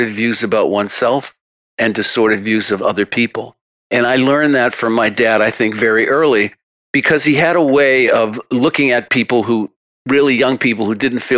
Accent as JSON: {"language": "English", "region": "Massachusetts", "country": "United States", "accent": "Massachusetts", "said": "with my Massachusetts accent"}